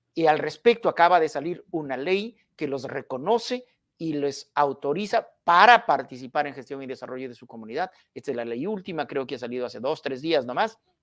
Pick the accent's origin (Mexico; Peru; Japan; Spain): Peru; Hualgayoc province, Cajamarca; yo soy de Cajamarca, provincia de Hualgayoc, y además estudié sociología en Cajamarca